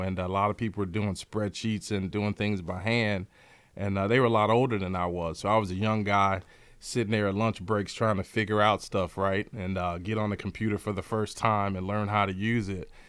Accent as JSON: {"language": "English", "town": "Chicago", "region": "Illinois", "country": "United States", "tie": "born or raised there", "said": "Born and raised in Chicago, south side of Chicago."}